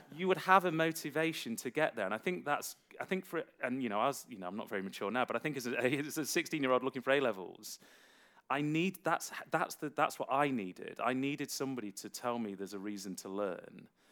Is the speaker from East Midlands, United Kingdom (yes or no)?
yes; Derby, East Midlands, United Kingdom; a city college I attended in uh, in my hometown of Derby